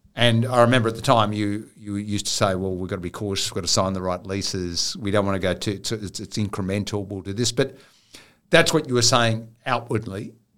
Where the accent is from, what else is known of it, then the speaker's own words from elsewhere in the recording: Riverina, New South Wales, Australia; I grew up in the Riverina with a lot of Italian families.